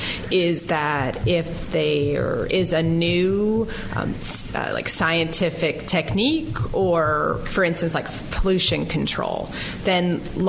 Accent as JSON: {"language": "English", "region": "Pennsylvania", "country": "United States", "tie": "born or raised there", "moved": "as an adult", "lives_now": "Oxford, United States", "said": "I grew up in Pennsylvania"}